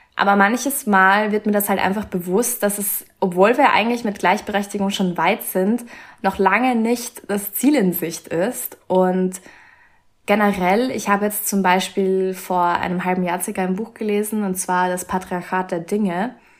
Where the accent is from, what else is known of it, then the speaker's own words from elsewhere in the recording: Austria; bei uns in Österreich